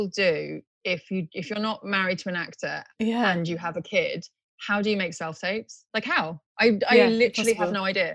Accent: Tokyo, Japan; moved away; also born or lived in United Kingdom; But I was born in Tokyo, but I had to give up my Japanese passport when I was 18.

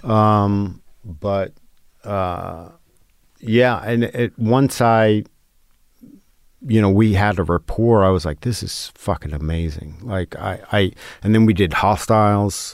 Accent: New York, United States; growing up in New York

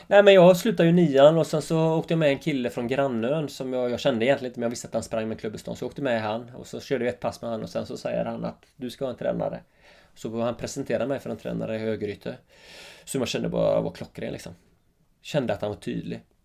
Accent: Öckerö, Västra Götaland, Sweden; accent: Öckerö dialect; now in Jämtland, Sweden; Mina första tio år var ju helt fantastiska, Öckre

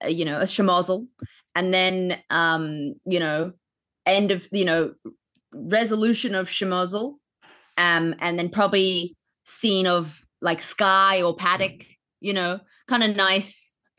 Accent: Queensland, Australia; moved away; also born or lived in New Zealand; I grew up in Queensland, so rabbits are illegal to own

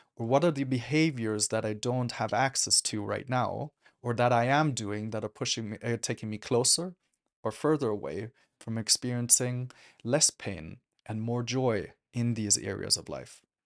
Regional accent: Germany; I grew up in Germany

